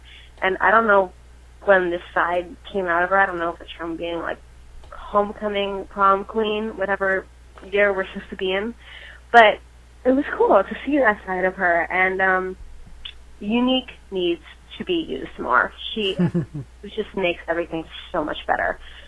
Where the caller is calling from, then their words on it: Poughkeepsie, New York, United States; I'm calling from Poughkeepsie, New York